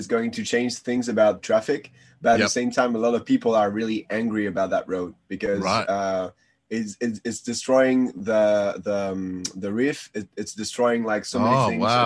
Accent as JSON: {"language": "English", "country": "Réunion", "said": "I'm from Reunion"}